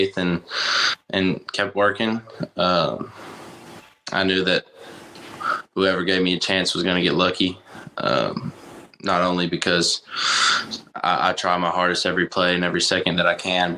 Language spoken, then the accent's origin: English; Greenbrier, Arkansas, United States; I am a quarterback from Greenbrier, Arkansas, a little small town in Arkansas, about 6,000 people.